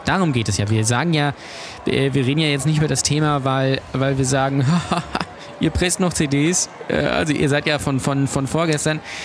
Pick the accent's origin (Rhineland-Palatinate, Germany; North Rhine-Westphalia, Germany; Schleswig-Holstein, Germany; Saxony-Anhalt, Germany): Schleswig-Holstein, Germany; Lübeck; ich komme aus Lübeck